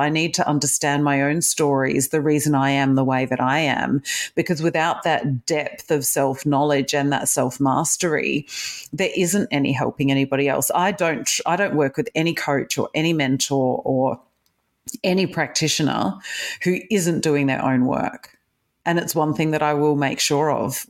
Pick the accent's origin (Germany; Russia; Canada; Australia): Australia; Adelaide, South Australia; moved away as an adult; also born or lived in Perth, Australia / United Kingdom; now in Melbourne, Australia; I was born in Australia, but I was born in Perth. I grew up in Adelaide, and then I spent 11 years in the UK, and I've just done 11 years back in Melbourne.